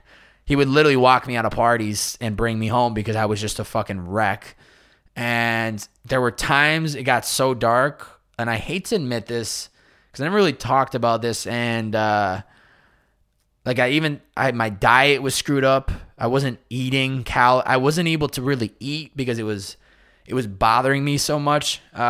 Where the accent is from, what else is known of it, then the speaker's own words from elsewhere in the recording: Chicopee, Massachusetts, United States; how the environment that I was raised in Chicopee, Massachusetts, and then college, and then where I am today in society